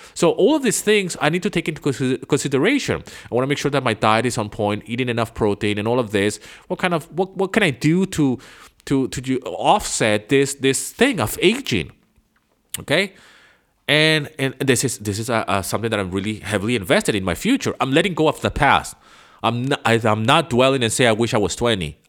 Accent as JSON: {"language": "English", "country": "Venezuela", "tie": "born or raised there", "second_language": "English", "moved": "yes", "said": "I grew up in Venezuela"}